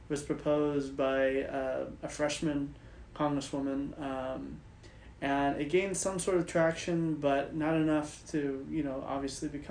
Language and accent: English; Texas, United States; now in California, United States; living here in California, I'm originally from Texas